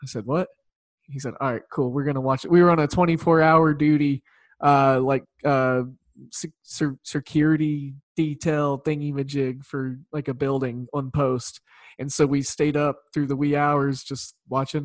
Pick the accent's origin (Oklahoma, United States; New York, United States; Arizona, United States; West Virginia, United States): Oklahoma, United States; I grew up in Oklahoma